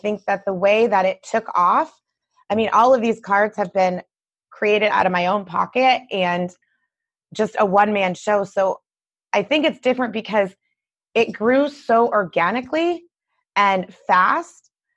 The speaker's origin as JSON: {"language": "English", "region": "Michigan", "country": "United States", "said": "I'm from Michigan, you know. I'm a Midwesterner. I'm from Michigan"}